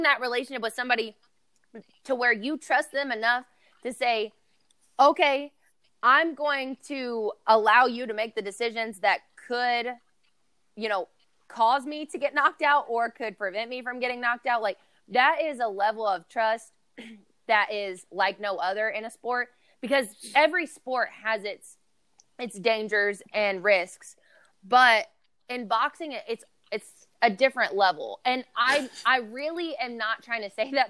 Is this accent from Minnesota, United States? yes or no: no; Lexington, Kentucky, United States; I actually fight out of Louisville, Kentucky, even though I'm from Lexington.